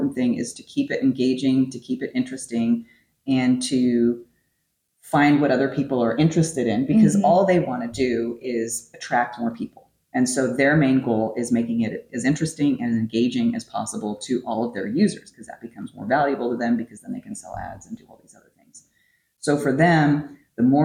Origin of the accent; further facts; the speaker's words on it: California, United States; moved away; my hometown apparently is overrun with wild turkeys now